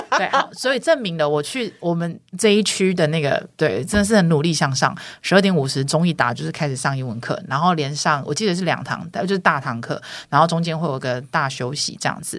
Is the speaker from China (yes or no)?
no; Taiwan; 我们两个不是天龙国长大的孩子